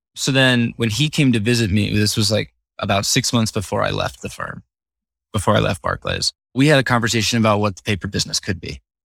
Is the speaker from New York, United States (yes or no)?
no; Northern Illinois, United States; I grew up in Northern Illinois, right next to a Six Flags